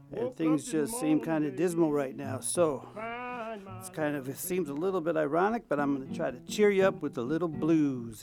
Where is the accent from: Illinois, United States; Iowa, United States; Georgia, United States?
Illinois, United States; Chicago; now in Vienna, Austria; my hometown, sweet home Chicago